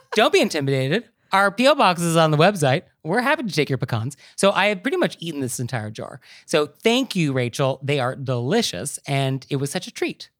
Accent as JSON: {"language": "English", "area": "Marin County", "region": "California", "country": "United States", "tie": "born or raised there", "said": "I'm from Marin County"}